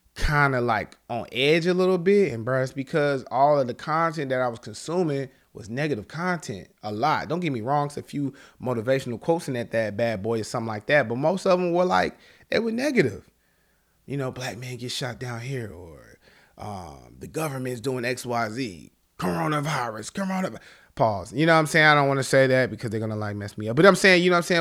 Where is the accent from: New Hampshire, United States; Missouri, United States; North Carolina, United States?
North Carolina, United States; Charlotte; I'm from Charlotte, North Carolina